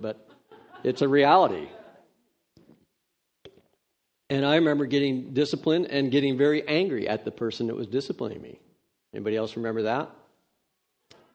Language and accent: English; Redding, California, United States; I grew up in Redding, California